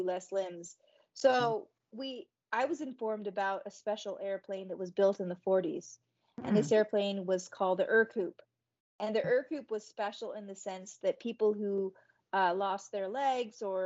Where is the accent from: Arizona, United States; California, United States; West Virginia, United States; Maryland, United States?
Arizona, United States; Tucson; It was in Arizona, so that was in Tucson, in my hometown